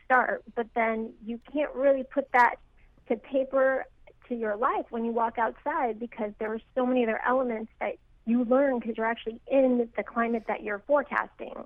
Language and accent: English; Sacramento, California, United States; now in South Florida, United States; I'm from Sacramento, California